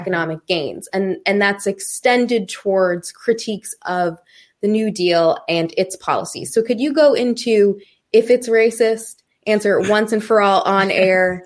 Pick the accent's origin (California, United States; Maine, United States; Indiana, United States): Maine, United States; when I was a kid, we lived in the projects